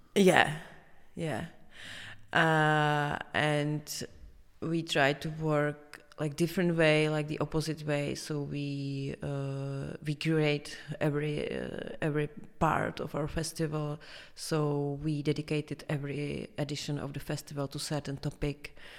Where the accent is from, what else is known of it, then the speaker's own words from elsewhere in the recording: Prague, Czechia; I am from Prague, from here.